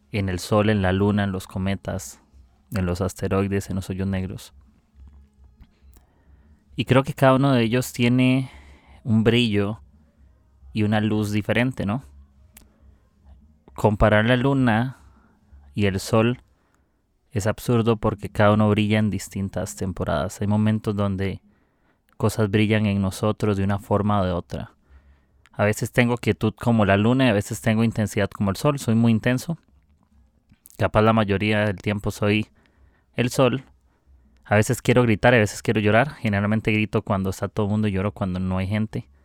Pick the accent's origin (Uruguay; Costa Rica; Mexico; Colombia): Costa Rica; soy de Costa Rica